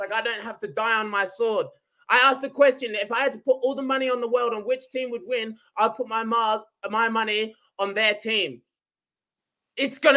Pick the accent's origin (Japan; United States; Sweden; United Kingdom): United Kingdom; England; now in Australia; I was born in England, live in Australia